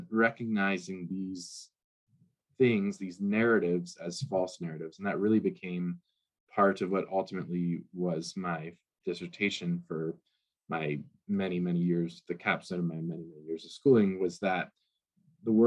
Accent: United States; being an American

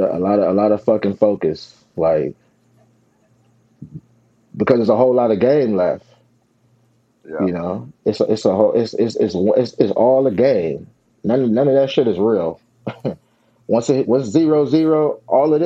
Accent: Long Beach, California, United States; I grew up in the Long Beach Poly system, along with Mercedes, Darnell Bing, a couple other guys from the area who all went there

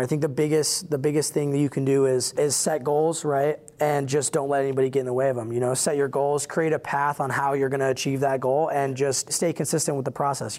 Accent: Iowa, United States; I was born in Iowa

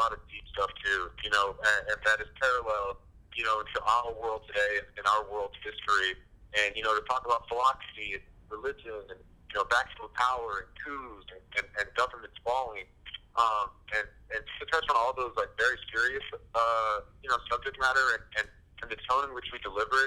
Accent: San Francisco Bay Area, California, United States; now in Southern California, United States; I'm from the San Francisco Bay Area, and I went to school and I live you know, in Southern California now. So I'm a California kid

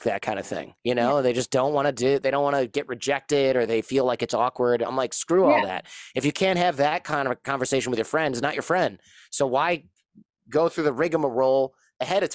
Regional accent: United States; as an American

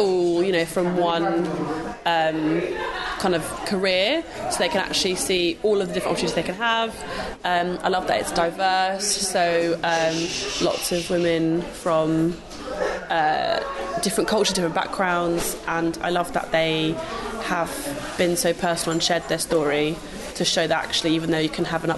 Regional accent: Hastings, South East England, United Kingdom; now in London, United Kingdom; originally from Hastings

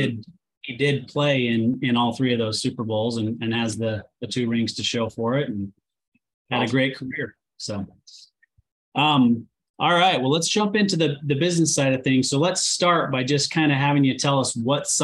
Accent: Salt Lake City, Utah, United States; moved away; also born or lived in Southern California; I grew up outside of Salt Lake City, and so I was accustomed to all four seasons

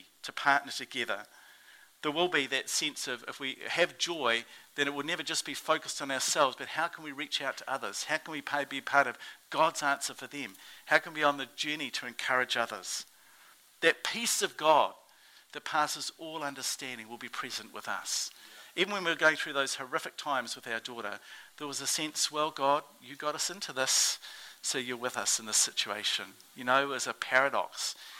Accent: New Zealand; accent: Kiwi; my Kiwi accent

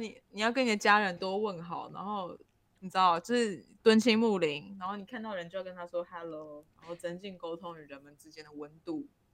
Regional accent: Taiwan; 因为我们是台湾人，我们已经在台湾待太久

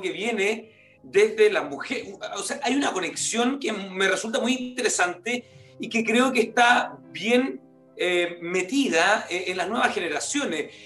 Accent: Salamanca, Coquimbo, Chile; moved away; me tocó andar en Salamanca, de donde yo vengo, la comuna de Salamanca

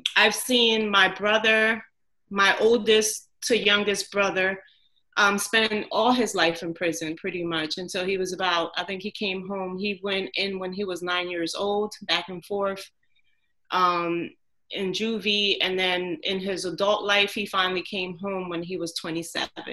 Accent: Newark, New Jersey, United States; I grew up in Newark

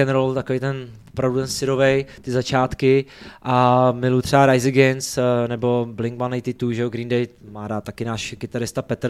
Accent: near Nitra, Nitra Region, Slovakia; first language Slovak; Czech is a second language; now in Czech Republic; když jsem se narodil na Slovensku, kousek od Nitry, tak pro mě je to taková prostě domovina, eh, ty horký že slíže, prostě můj rodný jazyk

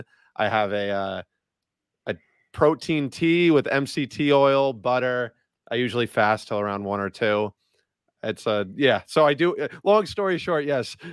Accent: Long Island, New York, United States; I'm from New York, born and raised, big basketball player

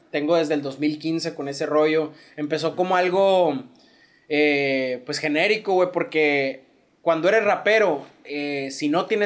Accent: Hermosillo, Sonora, Mexico; yo la neta, siendo hermosillense, sonorense, no soy de escuchar tanto corridos.

